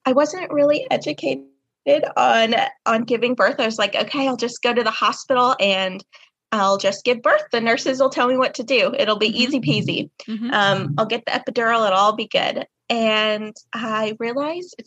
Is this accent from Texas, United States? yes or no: no; Kansas, United States; I am from Kansas